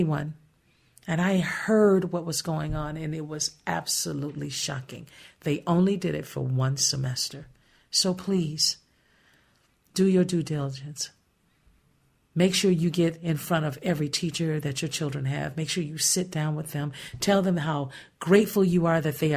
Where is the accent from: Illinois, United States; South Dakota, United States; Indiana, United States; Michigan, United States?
Indiana, United States; Gary; I was born and raised in Gary, Indiana.